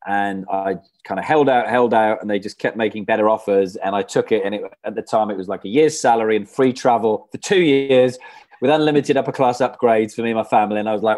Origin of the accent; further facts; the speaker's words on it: Wales, United Kingdom; moved away as an adult; I went to uni in Bath, so I moved from Wales to England.